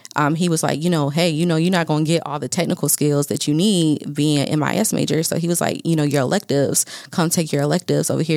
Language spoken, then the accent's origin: English; Fayetteville, North Carolina, United States; now in Dallas, United States; I am from Fayetteville, North Carolina